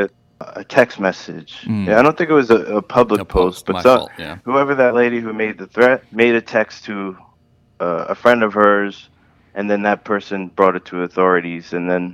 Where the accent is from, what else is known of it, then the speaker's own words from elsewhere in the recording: New York City, New York, United States; when I was a little kid, growing up in Brooklyn